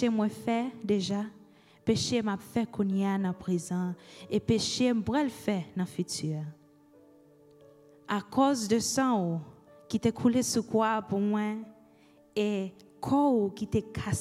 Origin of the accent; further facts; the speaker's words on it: Haiti; first language Haitian Creole; English is a second language; moved away; This is my native language, and it represents the people in my home country of Haiti